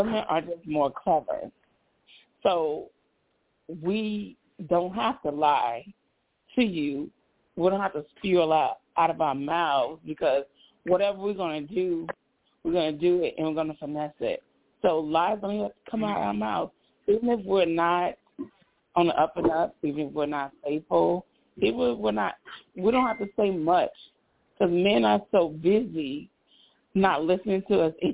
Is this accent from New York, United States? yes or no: no; Chicago, Illinois, United States; now in Houston, United States; I am originally from Chicago, Illinois.